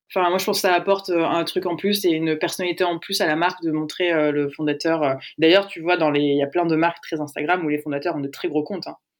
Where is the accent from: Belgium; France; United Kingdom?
France; Aix-en-Provence, Provence-Alpes-Côte d'Azur; j'ai dit au début que je venais de Aix, mais j'ai pas dit qu'on y était toujours